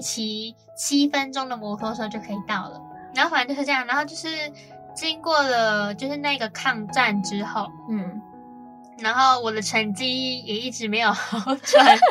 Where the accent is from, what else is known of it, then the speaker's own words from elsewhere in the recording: Kaohsiung, Taiwan; moved away as an adult; now in Taipei, Taiwan; 我是高雄人嘛嗯。然后我们都到台北读书